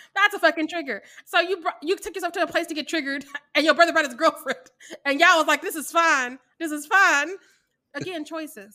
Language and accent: English; Missouri, United States; I'm from Missouri